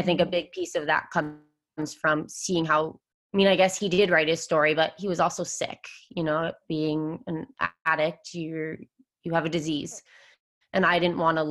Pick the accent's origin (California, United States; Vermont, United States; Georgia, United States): Vermont, United States; moved away as an adult; now in San Diego, United States; I'm actually from Vermont. I've lived in San Diego for the last 8 years